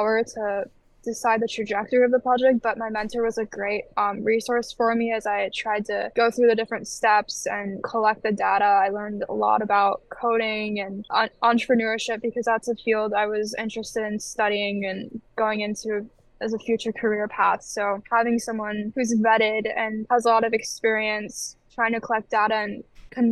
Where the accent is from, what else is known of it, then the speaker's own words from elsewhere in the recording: Michigan, United States; I'm from Michigan. Mm-hmm. But originally, I did want to go out of state. Like, I wanted to challenge myself and break out of that kind of barrier that I've always been in Michigan my whole life